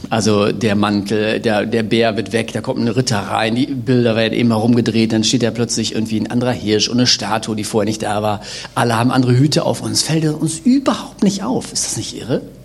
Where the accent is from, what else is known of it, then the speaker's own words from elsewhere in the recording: Bergisches Land, North Rhine-Westphalia, Germany; ich komme ja aus dem Bergischen Land, wir sind ja quasi so die Pufferzone zwischen dem äh, Jecken-Rheinland und dem Ruhrgebiet.